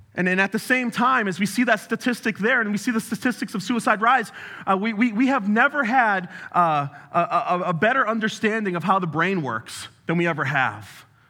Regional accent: New England, United States; I'm also from New England, if you haven't uh, noticed. And we talk real fast

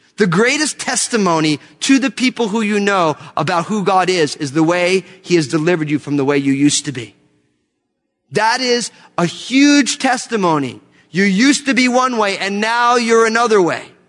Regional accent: New Jersey, United States; moved away; also born or lived in California; I left California to go back to my home state of New Jersey

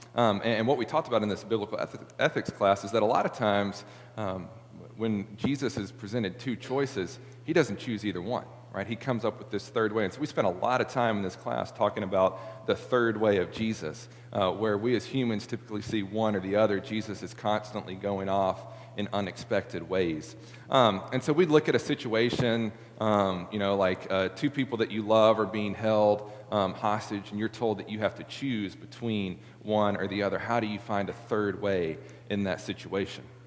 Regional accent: Middle Tennessee, United States; now in Memphis, United States; I came from Middle Tennessee

